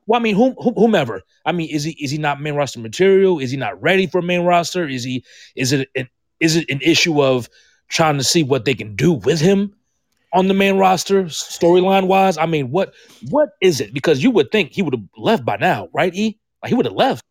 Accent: Georgia, United States; moved away; This is home, man. I'm from Georgia. This is always home

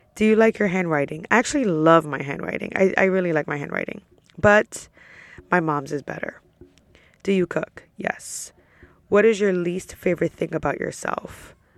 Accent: New York, United States; now in Orlando, United States; I'm from New York

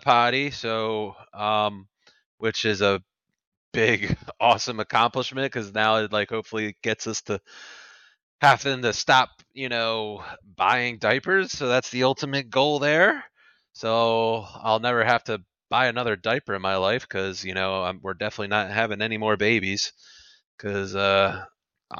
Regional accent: Pennsylvania, United States; I was born, was born and raised in Pennsylvania

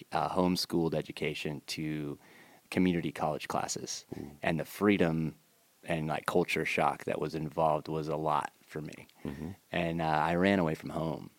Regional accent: about an hour north of Seattle, rural Washington State, United States; In Texas or rural Washington State, about an hour north of Seattle

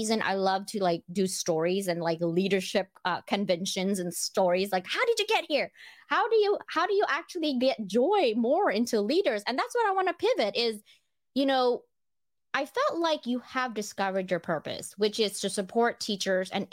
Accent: Philippines; moved away; I grew up in the Philippines.

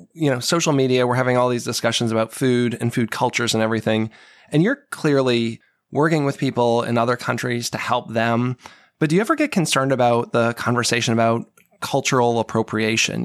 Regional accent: New England, United States; also born or lived in Seattle; now in Maryland, United States; I grew up in New England

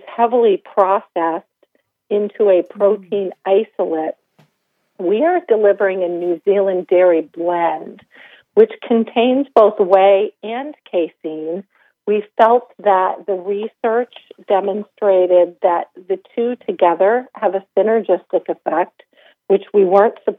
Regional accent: Vermont, United States; I grew up in Vermont

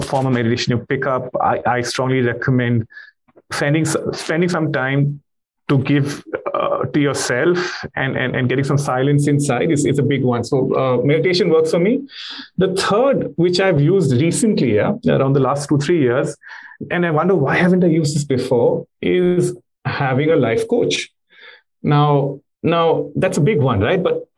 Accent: India; me being an Indian

